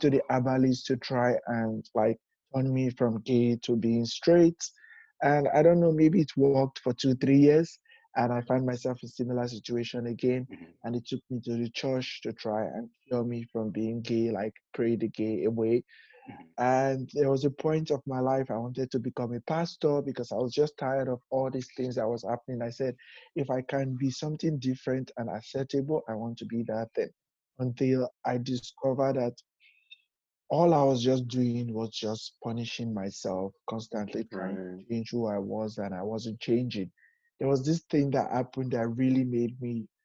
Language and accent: English; Nigeria; moved away as an adult; now in New York City, United States; I'm from Nigeria originally